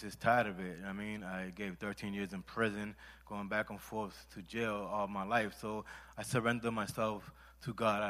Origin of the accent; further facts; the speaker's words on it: Puerto Rico; I'm from Puerto Rico